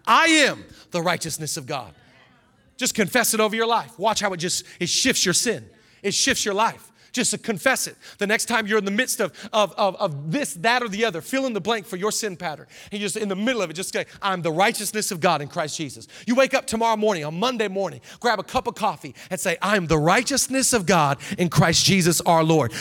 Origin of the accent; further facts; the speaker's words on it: Seattle, Washington, United States; now in Los Angeles, United States; I'm from Seattle